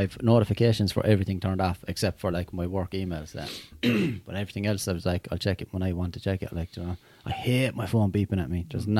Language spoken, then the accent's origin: English; Limerick, Munster, Ireland; we grew up in Limerick's projects